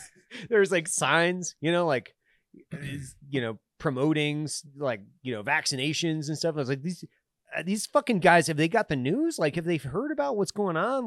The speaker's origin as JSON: {"language": "English", "region": "Idaho", "country": "United States", "said": "I'm from Idaho"}